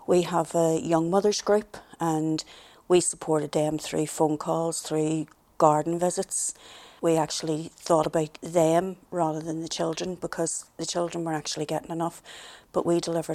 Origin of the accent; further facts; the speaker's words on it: Belfast, Northern Ireland, United Kingdom; I was from the Woodfield area of the Shankill, and one of the sort of traditional things was, I was the youngest of nine